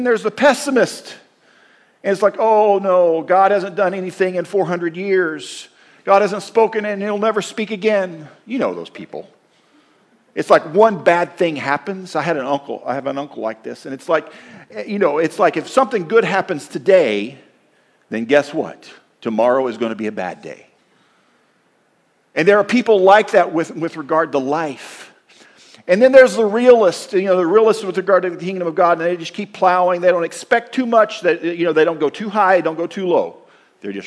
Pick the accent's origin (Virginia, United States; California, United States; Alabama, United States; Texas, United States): Texas, United States; moved away as an adult; now in Minnesota, United States; why would you leave Texas and move north?